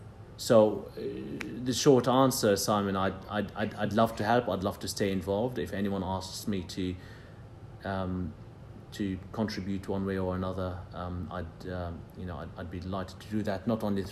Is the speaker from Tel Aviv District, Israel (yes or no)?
no; Jerusalem, Jerusalem District, Israel; And I grew up in Jerusalem in a conflict zone, and peace couldn't be more important.